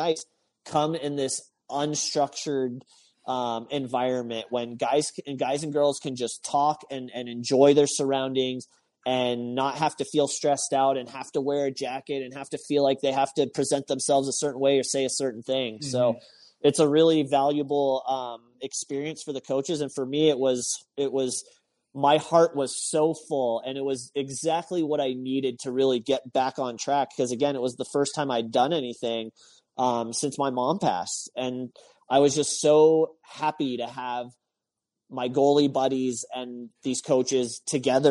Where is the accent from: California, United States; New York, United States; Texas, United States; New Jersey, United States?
Texas, United States; I grew up in Texas